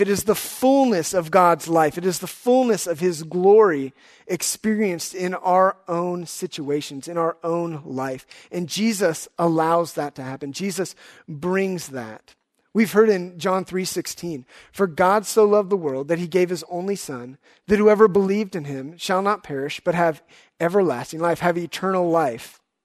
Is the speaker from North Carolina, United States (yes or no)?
no; Houston, Texas, United States; also born or lived in Dallas; I grew up in Houston